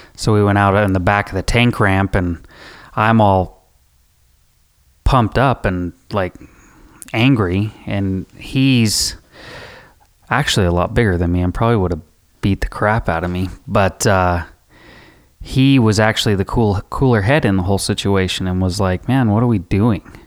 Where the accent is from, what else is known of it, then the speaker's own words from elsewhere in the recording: Rock Springs, Wyoming, United States; I grew up in Rock Springs, Wyoming.